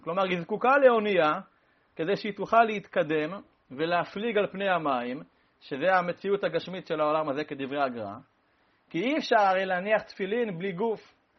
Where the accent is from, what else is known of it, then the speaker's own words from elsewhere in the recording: Rehovot, Central District, Israel; אני נולדתי בקפלן